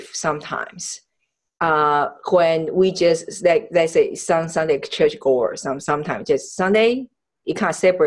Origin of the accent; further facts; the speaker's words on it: Taiwan; now in United States; I was born in Taiwan